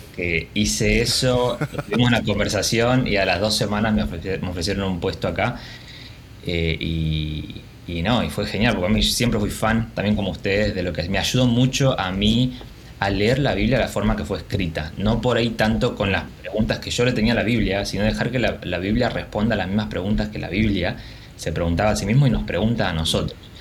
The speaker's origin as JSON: {"language": "Spanish", "country": "Argentina", "said": "Como buen argentino"}